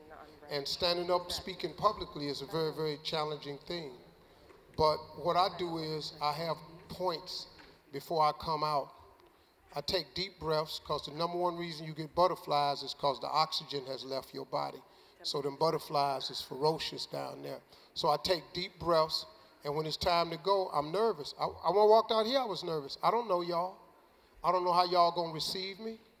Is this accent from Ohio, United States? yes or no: yes; Cleveland, Ohio, United States; I'm from Cleveland